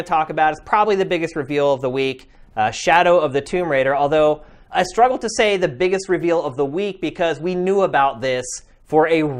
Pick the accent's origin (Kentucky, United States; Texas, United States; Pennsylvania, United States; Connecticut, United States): Pennsylvania, United States; central; also born or lived in Philadelphia; I'm originally from central Pennsylvania. I went to college in Philadelphia.